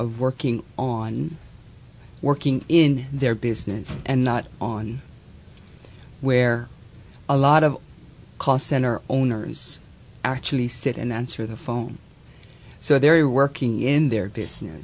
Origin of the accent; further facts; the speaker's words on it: Hawaii, United States; I'm Hawaiian